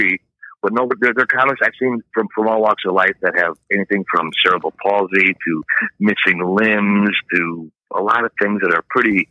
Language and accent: English; Milwaukee, Wisconsin, United States; I grew up in Milwaukee